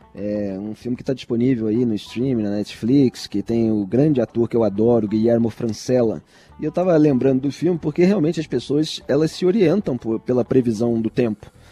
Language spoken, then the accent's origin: Portuguese; Rio de Janeiro, Brazil; now in São Paulo, Brazil; eu, como carioca em São Paulo